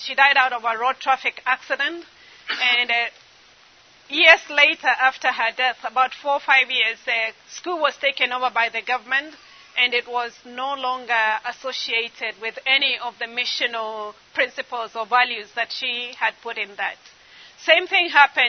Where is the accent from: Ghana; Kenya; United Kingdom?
Kenya; eastern Kenya; growing up in Eastern Kenya